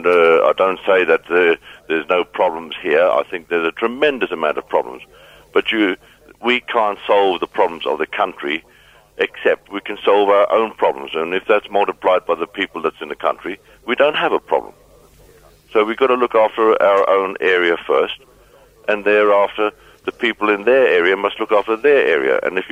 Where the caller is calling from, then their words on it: Muldersdrift, Gauteng, South Africa; I'm speaking from Mulder's Rift, and I travelled the country right away through.